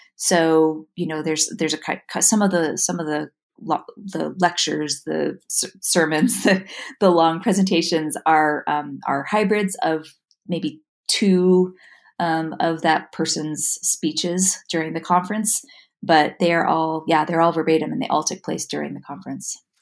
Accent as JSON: {"language": "English", "town": "New York City", "region": "New York", "country": "United States", "tie": "born or raised there", "also_born_or_lived": "San Francisco / Boston", "moved": "as an adult", "lives_now": "Utah, United States", "said": "I moved here from New York City, where I was actually born and raised. So I was uh, raised in Manhattan"}